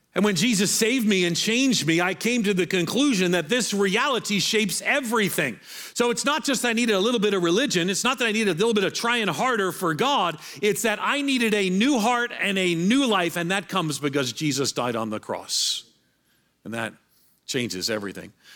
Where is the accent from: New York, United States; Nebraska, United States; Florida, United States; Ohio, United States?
New York, United States; moved away as an adult; now in Nashville, United States; I'm from New York